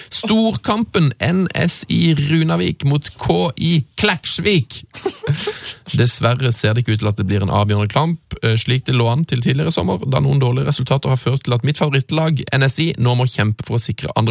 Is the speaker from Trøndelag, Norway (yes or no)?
yes; Levanger, Trøndelag, Norway; Så kommer vi tilbake til det at vi er fra Levanger, som dere ofte har omtalt i programmet deres.